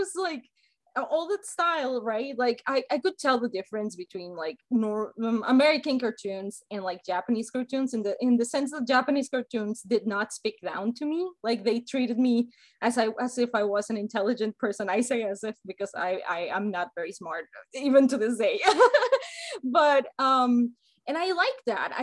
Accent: Mexico; first language Spanish; English is a second language; now in United States; I grew up in Mexico

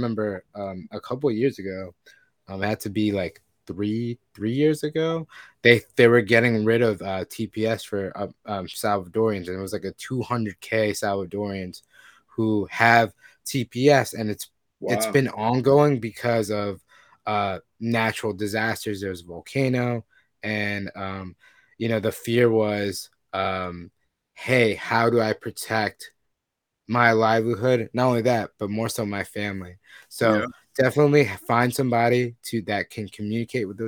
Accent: Long Island and Queens, New York, United States; I grew up between Long Island and Queens

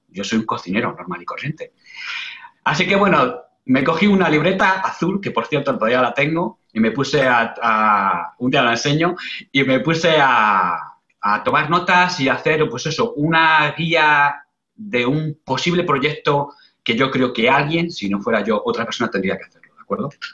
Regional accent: Spain; moved away as an adult; now in Australia; yo salí fuera de España

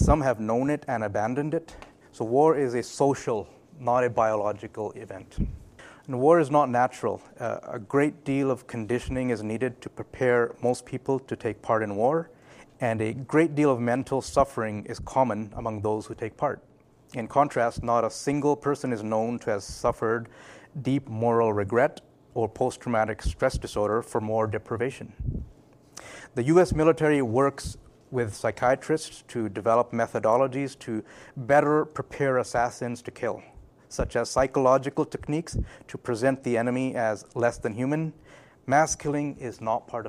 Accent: Vancouver, British Columbia, Canada; also born or lived in Newcastle, England / Pakistan (parents); I was born in England, Newcastle, so I'm a Geordie. I was 4 years old when we moved to Vancouver, and I've been here since

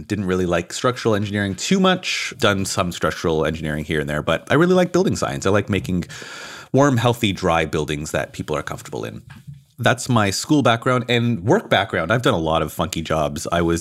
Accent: Toronto, Ontario, Canada; now in Auckland, New Zealand; I'm personally from Toronto, Ontario, Canada.

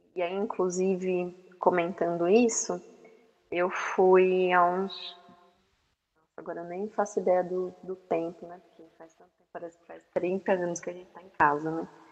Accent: Brazil; nós como brasileiros

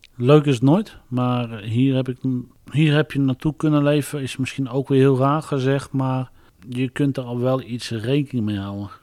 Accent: Barneveld, Gelderland, Netherlands; ik ben geen Amsterdammer, ik ben echt een Barnevelder.

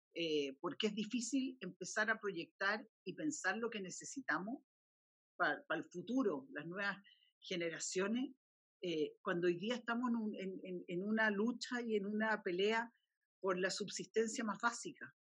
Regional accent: Chile; como chileno

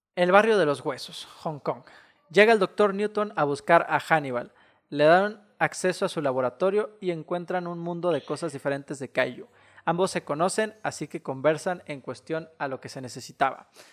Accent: Mexico

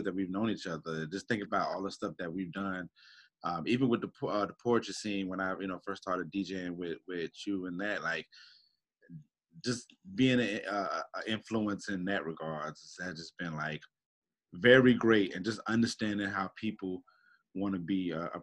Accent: Jacksonville, Florida, United States; also born or lived in Tacoma, Washington / Texas / Tennessee / Germany; I finally made my stop in Jacksonville back at my grandma's house on Northwest Jacks when I was about seven years old. And this has been my home ever since

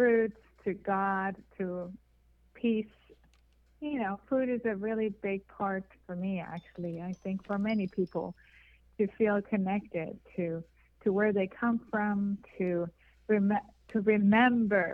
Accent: Iran; moved away as an adult; also born or lived in Hollywood; now in United States; I'm Persian. I was born and raised in Iran

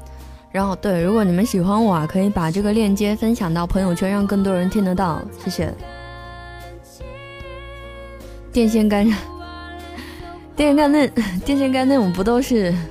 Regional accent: South China, China; 我的普通话一点都不好，因为我是一个南方人，所以我经常说话的时候会，嗯，我自己都听不懂。

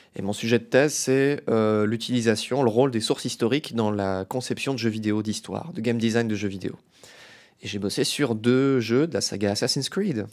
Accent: Metz, Grand Est, France; Je viens de Metz, en Lorraine, en France

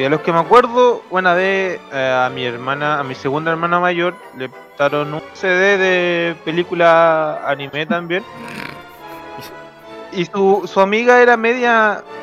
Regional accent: San Francisco de Mostazal, O'Higgins, Chile; Estábamos en mi, en mi pueblito donde yo crecí parte en un pueblo italiano. en San Francisco de Mostazal.

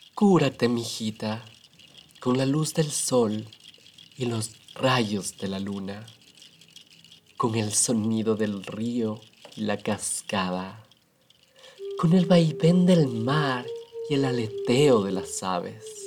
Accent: Ecuador; de donde yo soy en Ecuador

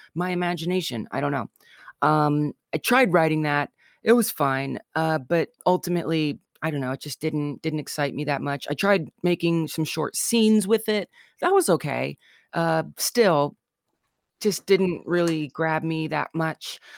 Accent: Southern Illinois / St. Louis, United States; I'm from Southern Illinois in Saint Louis

